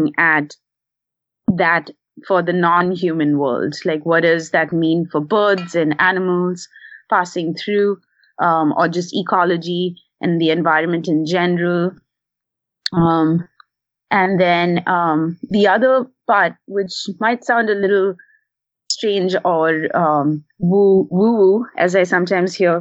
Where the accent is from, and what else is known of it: India; first language English; now in Portland, United States